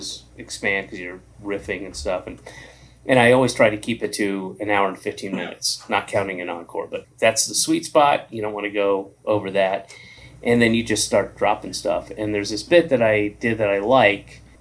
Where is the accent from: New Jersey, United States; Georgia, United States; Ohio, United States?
Georgia, United States; I grew up in Georgia